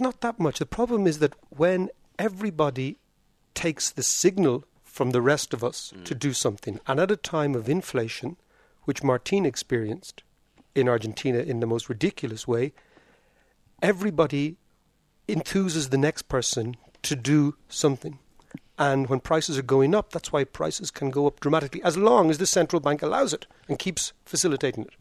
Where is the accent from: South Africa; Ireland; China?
Ireland; I grew up in Ireland